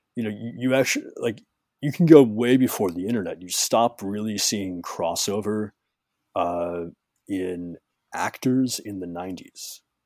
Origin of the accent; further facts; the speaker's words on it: Chicago, Illinois, United States; I'm from Chicago